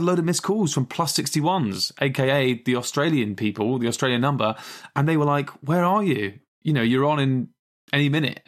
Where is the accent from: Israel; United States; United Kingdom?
United Kingdom; England; two British slash English people